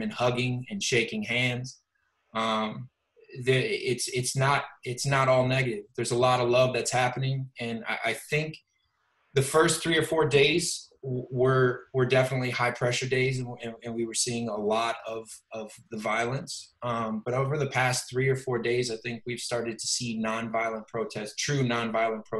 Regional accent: Detroit, Michigan, United States; now in Los Angeles, United States; Growing up in Detroit, I was blessed that I kind of grew up in a melting pot

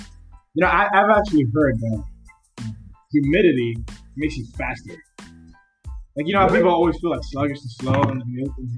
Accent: Miami, Florida, United States; moved away as an adult; I'm from Miami. Grew up there. Fucking half Dominican, half Nicaraguan.

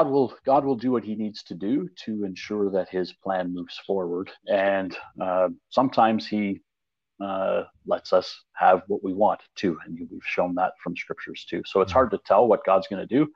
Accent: Canada; I'm from Canada

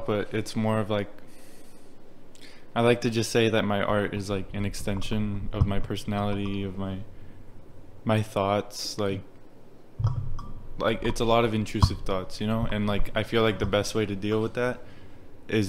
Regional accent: United States; first language Spanish; English is a second language; also born or lived in Mexico; So I come from Mexico, but I was raised here

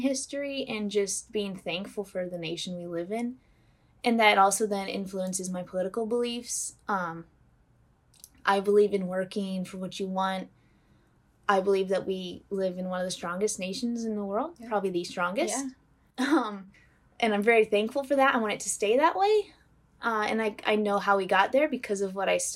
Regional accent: Northern Indiana, United States; I am from Northern Indiana.

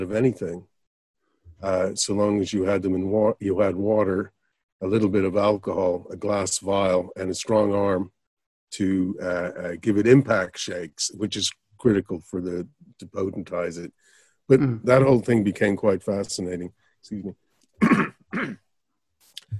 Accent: Ireland; also born or lived in United States / Miami / California; I was born in the States, and I moved over to Ireland when I was about 10. Went through school, went back to the States when I was 23, 24.

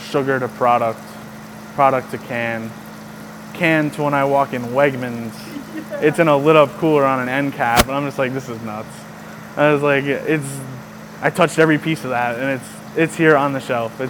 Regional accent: Lackawaxen, Pennsylvania, United States; I grew up here my whole life in Holly. I'm from Lackawaxen, went to Wallenpaupack Area High School

